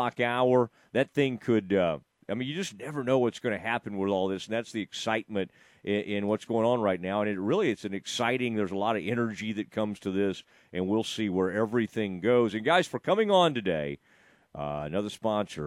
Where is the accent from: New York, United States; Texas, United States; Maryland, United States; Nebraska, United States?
Texas, United States; Kaufman County; growing up in Kaufman County.